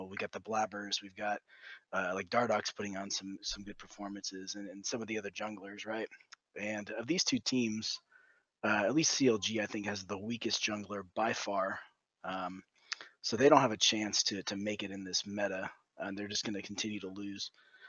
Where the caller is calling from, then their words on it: Goldendale, Washington, United States; I'm calling from... little place called Goldendale, Washington.